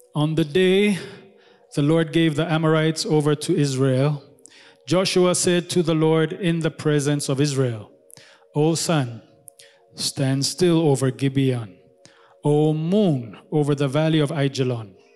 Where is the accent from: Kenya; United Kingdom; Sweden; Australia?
Kenya; now in Addis Ababa, Ethiopia; I grew up in Kenya